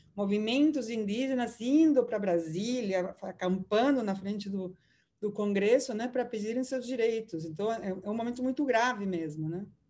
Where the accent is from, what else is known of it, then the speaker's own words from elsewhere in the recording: Peru; now in Brazil; sou do Peru